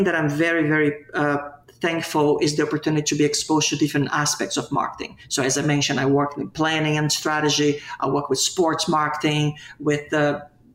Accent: Brazil; now in Miami, United States; I was born and raised in Brazil, in South America

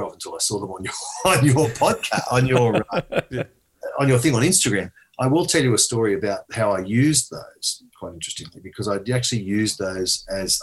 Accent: Australia; I was born in Australia, but my ancestral roots going back 1,000 years, no joke, going back 1,000 years, Yorkshire.

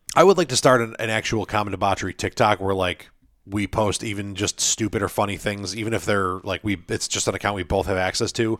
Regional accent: United States; I'm an American.

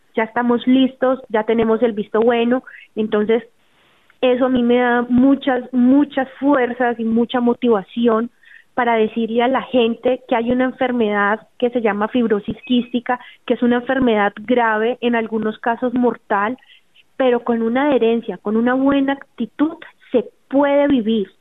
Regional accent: Cali, Valle del Cauca, Colombia; Nosotros somos de Cali

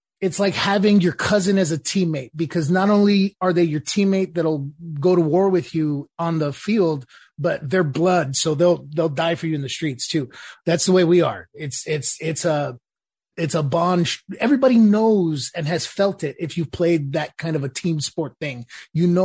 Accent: Los Angeles, California, United States; now in Nashville, United States; I'm from Los Angeles, California, and I served with 2nd Battalion, 5th Marines in Ar-Ramadi, Iraq. I now live in Nashville, Tennessee

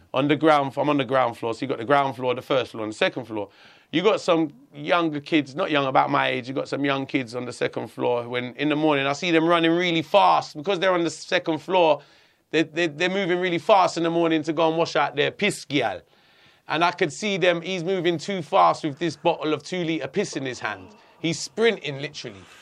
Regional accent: London, United Kingdom; I grew up in Hackney, a, a very multicultural area

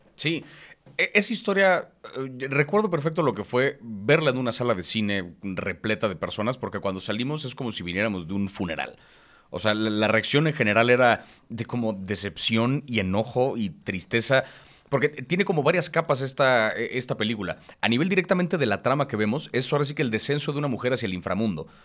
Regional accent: Mexico

